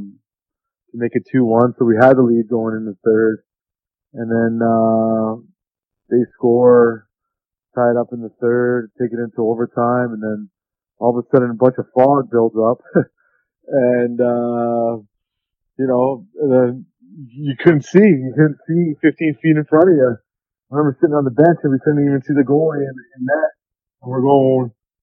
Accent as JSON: {"language": "English", "town": "Vancouver", "region": "British Columbia", "country": "Canada", "tie": "born or raised there", "said": "my hometown team, you know, 10 minutes away from my house where I grew up"}